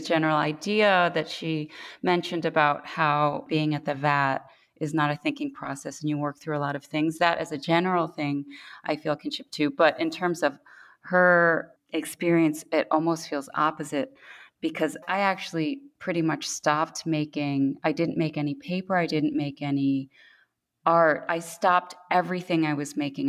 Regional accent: New York, United States; moved away as an adult; now in Korea; I was born in New York to Korean parents who had immigrated in their 20s to the US

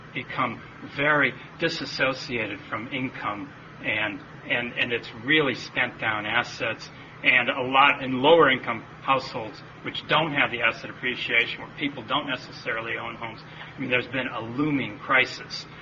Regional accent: United States; as an American

